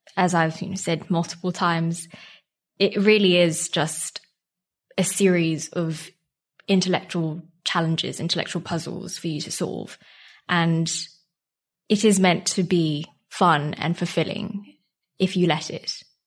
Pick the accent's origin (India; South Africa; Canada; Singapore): Singapore; moved away as an adult; now in United Kingdom; I'm from Singapore and I came to the U K for university about six years ago now